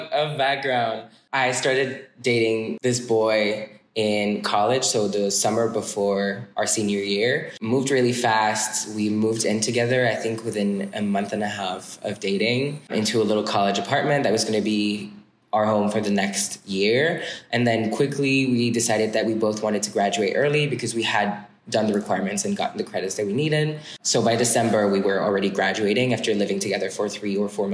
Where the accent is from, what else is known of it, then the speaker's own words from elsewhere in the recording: suburbs of Paris, Île-de-France, France; English is a second language; moved away as an adult; now in United States; I'm like from a small suburbs of Paris, like 20 minutes west of the city.